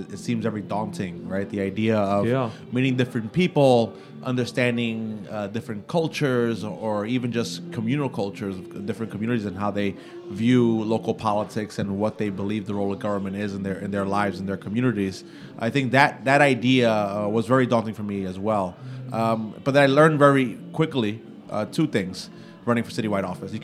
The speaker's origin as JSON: {"language": "English", "town": "New York City", "region": "New York", "country": "United States", "tie": "born or raised there", "said": "I grew up, my family, my siblings and I grew up in East New York, a very rough neighborhood in the 90s and the 80s."}